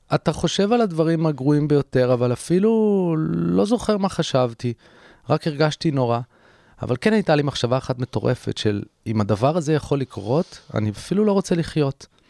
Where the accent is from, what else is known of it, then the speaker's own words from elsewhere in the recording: Herzliya, Tel Aviv District, Israel; נסעתי להרצליה לרופאת משפחה, איפה שגדלתי